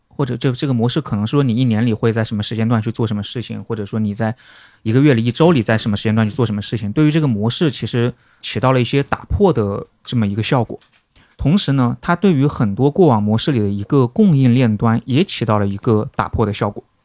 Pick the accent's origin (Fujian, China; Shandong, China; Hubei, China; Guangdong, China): Hubei, China; Wuhan; 作为武汉人